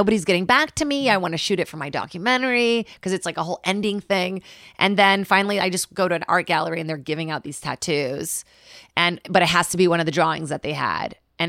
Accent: Brazil; moved away; I'm from Brazil, born in Rost.

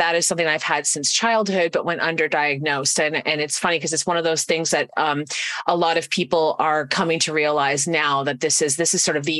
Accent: Canada; I'm from Canada. I do a lot of my work in Canada.

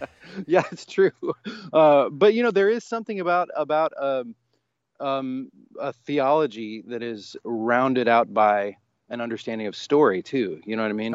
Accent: the South, United States; a pastor's kid, uh, growing up in the South

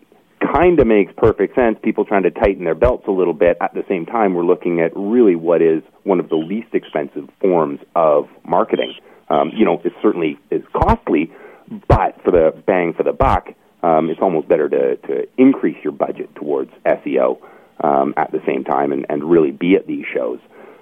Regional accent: Canada; also born or lived in West Coast of Canada; I being Canadian, I'd love to still have one here in Canada.

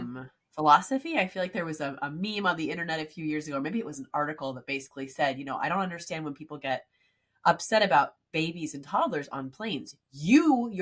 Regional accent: near Philadelphia, Pennsylvania, United States; I grew up near Philadelphia

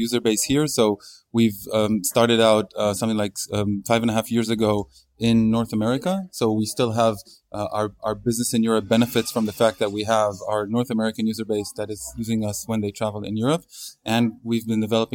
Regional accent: Israel; I'm originally from Israel

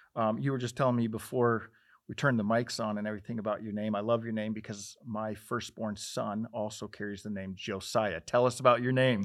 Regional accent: Western Montana, United States; moved away as an adult; now in Phoenix, United States; I'm from Western Montana

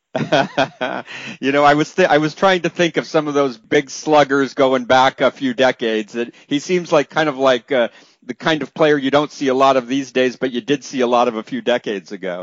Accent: Northern California, United States; I grew up in Northern California too

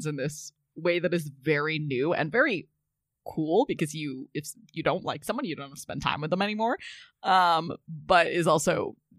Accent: Massachusetts, United States; moved away as an adult; now in New York City, United States; I'm from Massachusetts

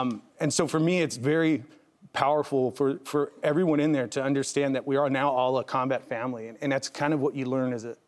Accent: San Diego, California, United States; now in Colorado Springs, United States; I'm born and raised in San Diego, but in Colorado, that's my family

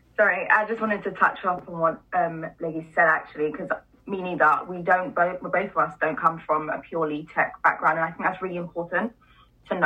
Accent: London, United Kingdom; also born or lived in Kent; I grew up in a city, well, a town called Deptford um, for most of, well, most of my childhood

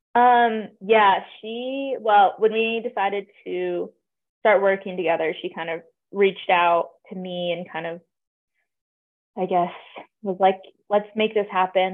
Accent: Durango, Colorado, United States; I'm from Durango, Colorado, born and raised, and there's a lot of cyclists here

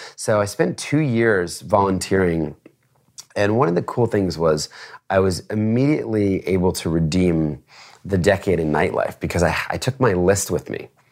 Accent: New Jersey, United States; also born or lived in Philadelphia; now in New York City, United States; raised in New Jersey

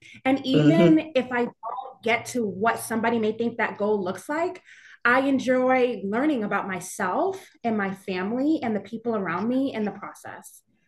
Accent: New York, United States; now in Charlotte, United States; learning about the community because I'm originally from New York.

